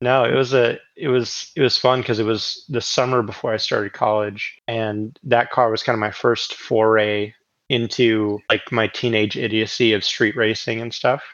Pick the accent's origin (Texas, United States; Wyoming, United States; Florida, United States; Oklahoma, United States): Oklahoma, United States; growing up in Oklahoma.